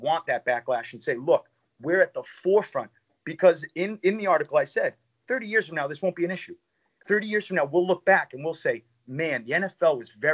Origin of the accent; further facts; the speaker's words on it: Boston, Massachusetts, United States; I'm from Boston, born and raised